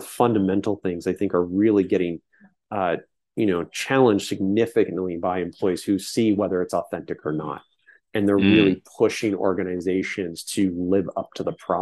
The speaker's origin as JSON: {"language": "English", "area": "San Francisco Bay Area", "region": "California", "country": "United States", "tie": "born or raised there", "said": "growing up in the Bay Area"}